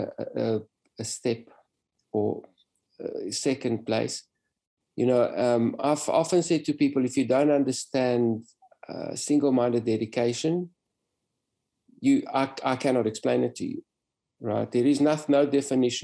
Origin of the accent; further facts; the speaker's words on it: South Africa; I came from South Africa, raced in Europe